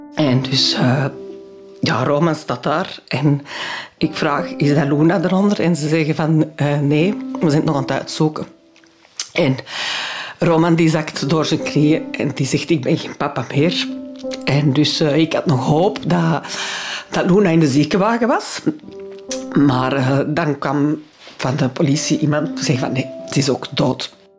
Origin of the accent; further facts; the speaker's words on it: Antwerp, Flanders, Belgium; first language French; Dutch is a second language; ik ben geboren in Antwerpen, mijn ouders zijn van Antwerpen, mijn grootouders zijn van Antwerpen